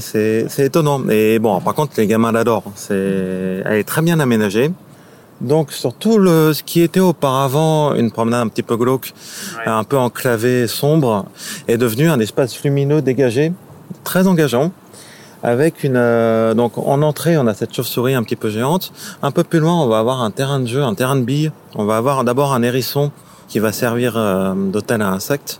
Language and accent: French; Paris, Île-de-France, France; je suis né, j'ai grandi à Paris.